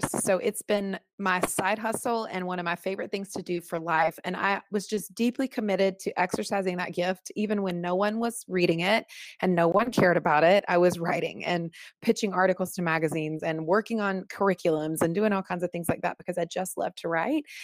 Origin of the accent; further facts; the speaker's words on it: the South, United States; And being born and raised in the South, as I've already said, you know, I learned a lot about truth telling.